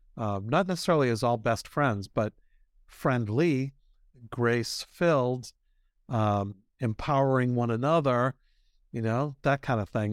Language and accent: English; Boston, Massachusetts, United States; I'm from Boston